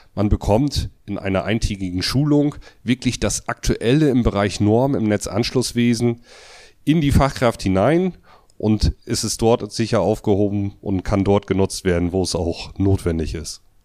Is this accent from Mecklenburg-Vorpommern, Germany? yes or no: yes; Grevesmühlen, Mecklenburg-Vorpommern, Germany; Also ich komme aus Grevesmühlen, das ist eine kleine Stadt äh, zwischen Lübeck und Wismar, also oben an der Ostsee. Da habe ich eine Elektrofirma